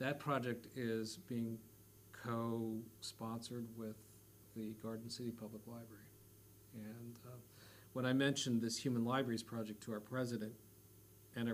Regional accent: West Coast, United States; moved away; I'm from the West Coast

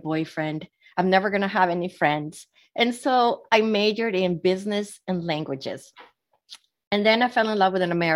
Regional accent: Sweden; moved away; I was born and raised in Sweden, which is Northern Europe

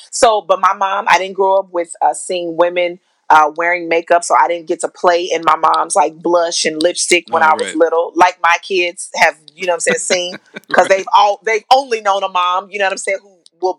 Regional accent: California City, California, United States; also born or lived in Arkansas; I grew up in the Mojave Desert right outside of Edwards Air Force Base in California City.

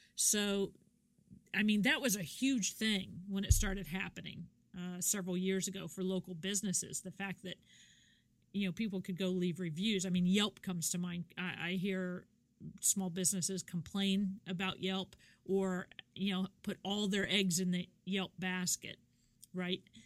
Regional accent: Kansas, United States; moved away; I'm from Kansas originally

